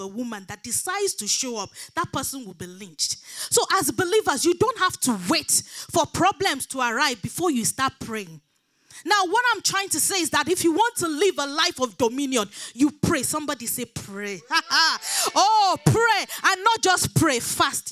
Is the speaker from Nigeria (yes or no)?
yes; Nigeria; moved away; I grew up back in Nigeria